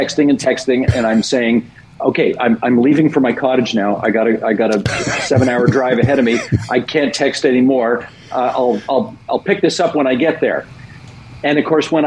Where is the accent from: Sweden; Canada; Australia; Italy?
Canada; Hamilton, Ontario; I went to a school in Hamilton. I grew up in Hamilton